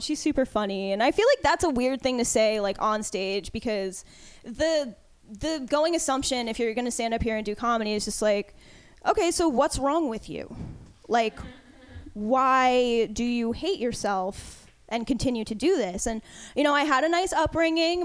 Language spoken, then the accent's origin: English; East Coast, United States; moved away; I was raised on the East Coast, though, because uh, politeness is a huge, huge thing there